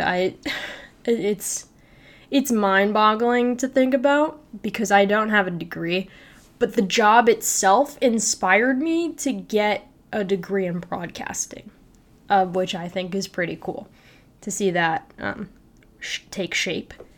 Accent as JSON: {"language": "English", "town": "Naperville", "region": "Illinois", "country": "United States", "moved": "as an adult", "lives_now": "Lincoln, Nebraska, United States", "said": "I come from Naperville, Illinois"}